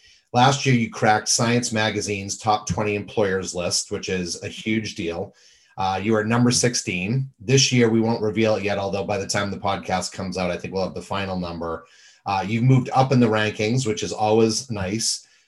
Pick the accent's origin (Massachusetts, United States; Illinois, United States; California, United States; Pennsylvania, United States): Massachusetts, United States; Boston; And funny thing, I'm a Red Sox fan. I grew up in Boston.